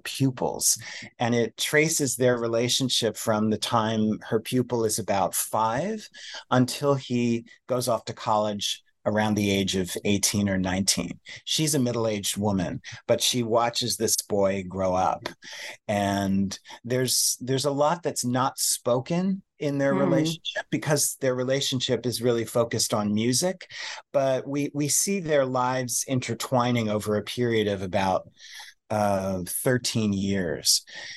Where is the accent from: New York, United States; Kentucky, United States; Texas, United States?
New York, United States; New York City; I'm a New Yorker